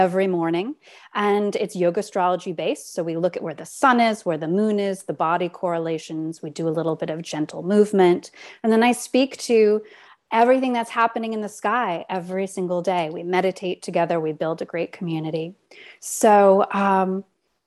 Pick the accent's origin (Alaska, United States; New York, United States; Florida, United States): New York, United States; New York City; I grew up in Manhattan in the West Village